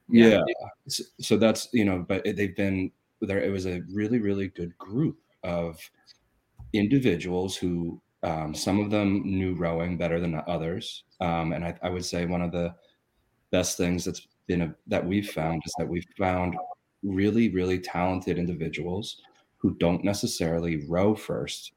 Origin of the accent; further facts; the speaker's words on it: Philadelphia, Pennsylvania, United States; moved away as an adult; also born or lived in Ithaca, New York; now in Texas, United States; I'm from Philadelphia